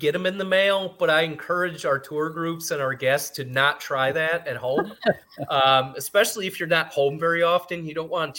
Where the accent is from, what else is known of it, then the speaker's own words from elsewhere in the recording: Great Lakes, United States; But I think I'm biased because I grew up near Lake Michigan.